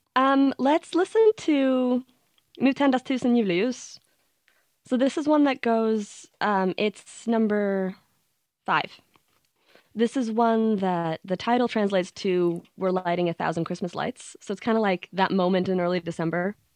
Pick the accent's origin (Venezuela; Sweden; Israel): Sweden; growing up in Sweden